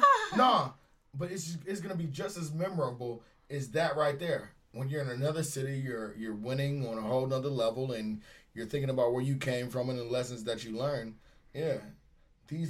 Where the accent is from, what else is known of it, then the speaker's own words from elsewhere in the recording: Cleveland, Ohio, United States; moved away as an adult; I'm from Cleveland, Ohio. I got here when I was 23.